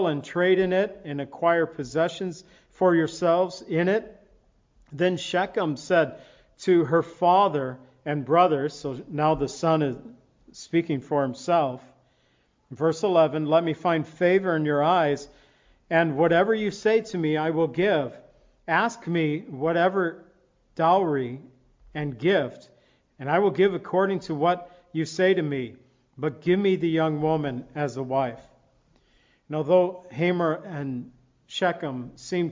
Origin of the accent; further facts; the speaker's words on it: Zion, Illinois, United States; moved away as an adult; also born or lived in California; my hometown, Zion, Illinois